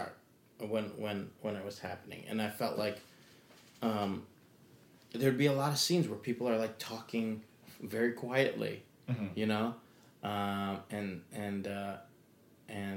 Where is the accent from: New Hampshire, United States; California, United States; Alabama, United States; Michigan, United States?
Michigan, United States; I'm from Michigan